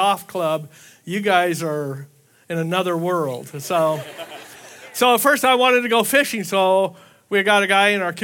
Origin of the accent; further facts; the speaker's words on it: Southern California, United States; moved away as an adult; also born or lived in Hawaii; I was raised in Southern California